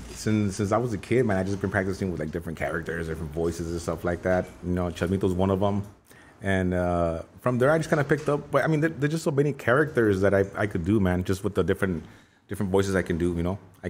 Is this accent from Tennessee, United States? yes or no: no; Los Angeles, California, United States; also born or lived in Downey, California; Raised in Boyle Heights, East LA.